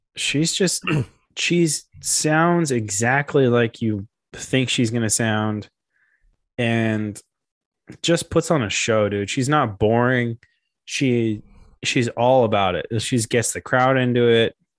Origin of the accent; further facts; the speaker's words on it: Memphis, Tennessee, United States; I'm a skateboarder from Memphis.